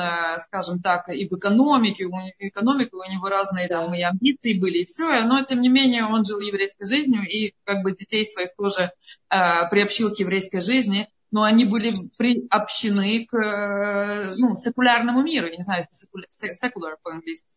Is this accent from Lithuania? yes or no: yes; Vilnius, Vilnius County, Lithuania; now in Amsterdam, Netherlands; я сама родом из Литвы